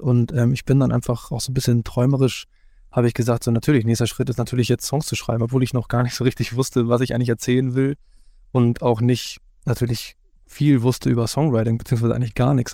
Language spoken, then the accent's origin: German; Hamburg, Germany; selbst als gebürtiger Hamburger